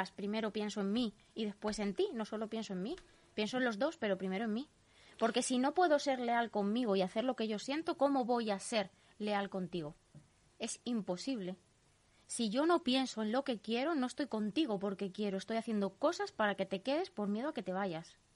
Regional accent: Leganés, Community of Madrid, Spain; Pero es que yo soy de Leganés de toda la vida, yo tengo aquí mis raíces, están aquí mis

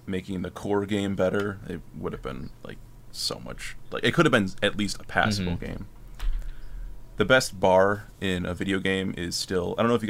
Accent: Philippines; But, yeah, but it's not, like, my home country, the Philippines, your dollar goes 50 times farther.

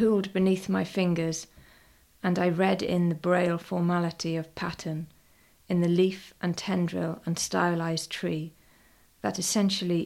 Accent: West Wales, United Kingdom; we come from West Wales.

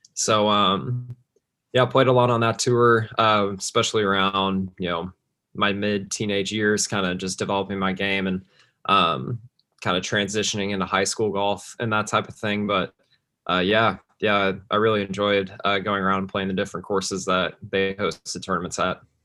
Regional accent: Plano, Texas, United States; I grew up in West Plano, uh, just north of Dallas

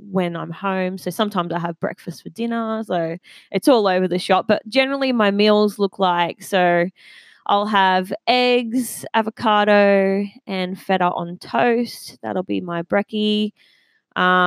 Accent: Maitland, New South Wales, Australia; I grew up in the Maitland area.

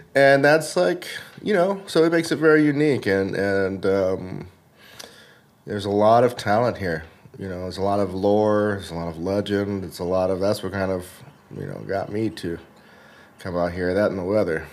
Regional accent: the South, United States; now in Los Angeles, United States; growing up in the South

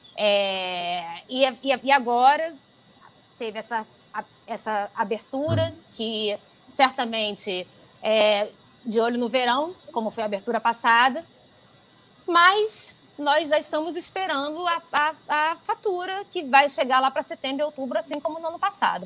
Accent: Brazil; now in Italy; quando nós chegamos como brasileiros

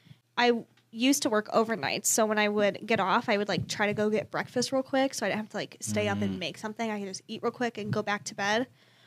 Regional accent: Indiana, United States; moved away; I'm originally from Indiana and there's a place called The Curve in my hometown

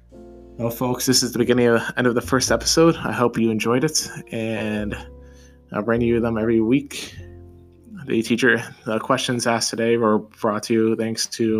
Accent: Hawaii, United States; born there; I'd say I was born in Hawaii. And a lot of people don't know that, but it's a pretty cool place.

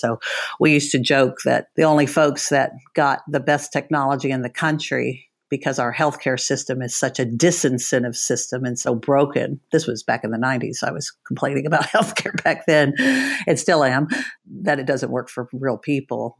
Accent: Dallas, Texas, United States; also born or lived in Washington; I'm from Texas, I'm from Dallas

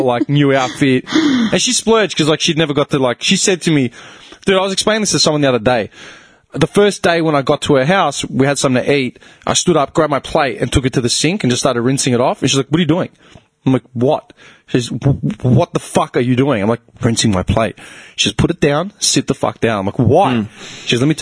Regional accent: Melbourne, Victoria, Australia; I'm from Melbourne

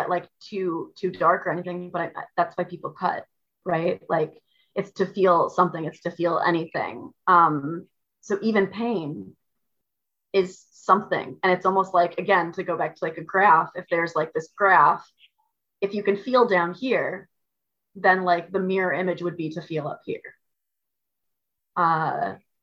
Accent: Midwest, United States; moved away; I'm from the Midwest originally

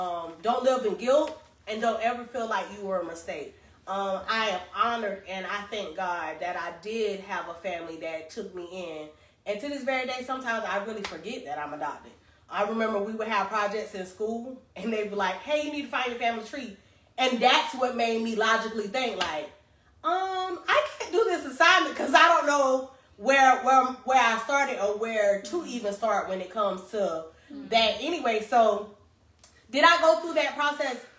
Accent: Greensboro, North Carolina, United States; I was born in Greensboro, North Carolina

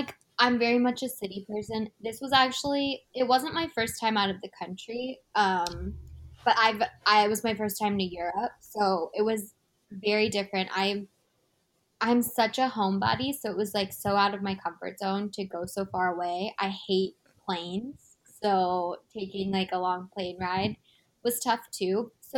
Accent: United States; we're from the United States. We are visiting

